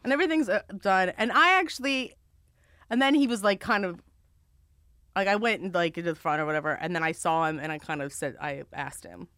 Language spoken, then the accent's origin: English; Maryland, United States; I'm from Maryland